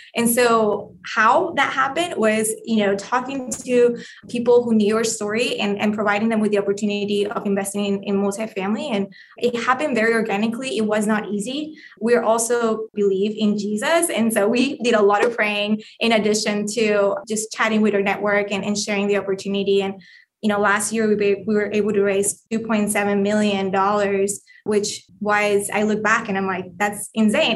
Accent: Colombia; English is a second language; moved away; I am Colombian, if you haven't heard my accent

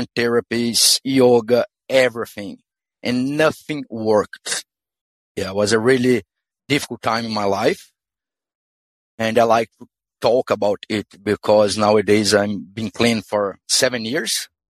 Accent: Brazil; English is a second language; moved away as an adult; also born or lived in London; now in Australia; how you can see if it is a strong accent. I'm from Brazil. And then when I was 21 years old, I moved to London.

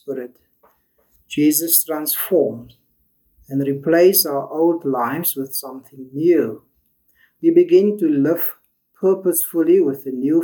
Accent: South Africa; us as a South African community

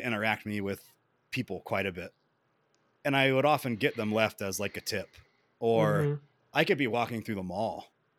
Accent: Columbia, South Carolina, United States; moved away as an adult; now in Colorado, United States; I grew up in South Carolina

